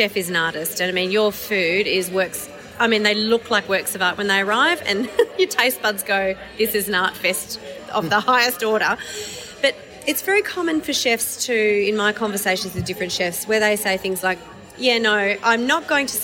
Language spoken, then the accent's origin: English; Hong Kong; now in Melbourne, Australia; I grew up in Hong Kong, so I feel half Chinese